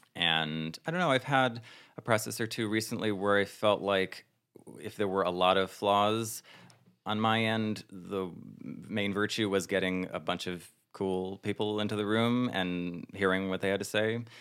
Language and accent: English; northern New Jersey, United States; moved away as an adult; also born or lived in Plano, Texas; now in New York, United States; I was born in Plano, Texas, and I didn't grow up there. I grew up in New Jersey, northern New Jersey, and then I've been in New York for ten years